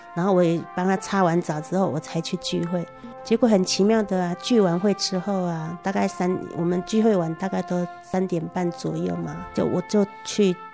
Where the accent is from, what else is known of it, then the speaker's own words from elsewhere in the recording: Taiwan; 我们台湾人